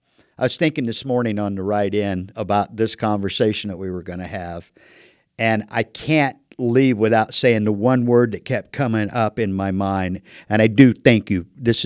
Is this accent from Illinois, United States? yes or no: yes; Illinois, United States; moved away as an adult; now in Marana, United States; I'm a Land of Lincoln guy. I've been in the desert for 30 years, but I was born in Illinois